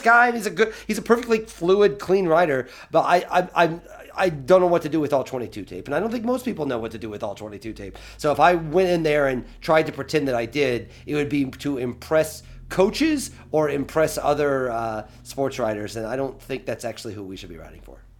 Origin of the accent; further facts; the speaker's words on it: Eastern Illinois, United States; Eastern Illinois, because that's my hometown